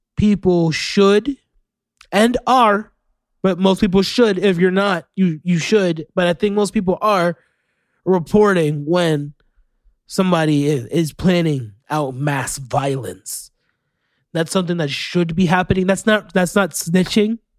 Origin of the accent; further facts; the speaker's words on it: Orlando, Florida, United States; you had a crash land in my hometown. That's where I'm from.